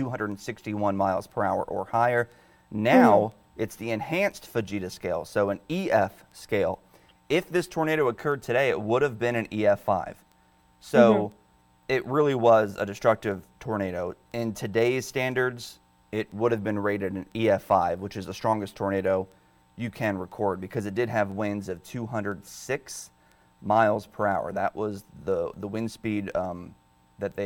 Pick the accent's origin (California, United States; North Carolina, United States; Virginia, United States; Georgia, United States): Virginia, United States; Dale City; I'm from Dale City, Virginia